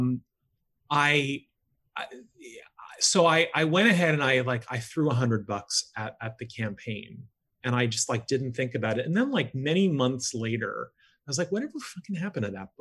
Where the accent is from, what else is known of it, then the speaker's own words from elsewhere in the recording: Florida, United States; moved away; I'm originally from Florida